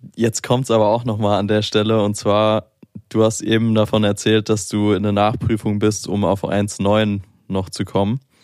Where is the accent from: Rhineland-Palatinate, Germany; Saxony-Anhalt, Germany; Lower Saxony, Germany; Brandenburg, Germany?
Rhineland-Palatinate, Germany; Mainz; moved away as an adult; now in Berlin, Germany; ich komme aus Mainz, ist ja eher ein bisschen ruhiger im Vergleich jetzt zu Berlin